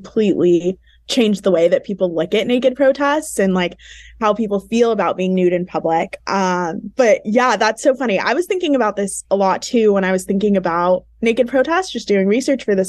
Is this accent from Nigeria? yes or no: yes; Nigeria; I'm originally Nigerian